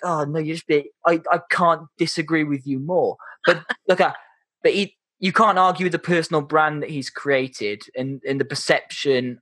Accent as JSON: {"language": "English", "region": "Wales", "country": "United Kingdom", "said": "I'm Welsh and proud. And oh yeah, I'm definitely not English."}